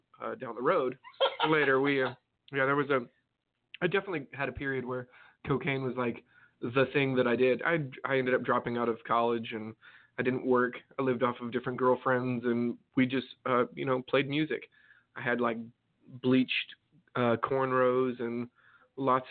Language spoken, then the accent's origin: English; Farmington, New Mexico, United States; moved away; I grew up in a little town called Farmington, New Mexico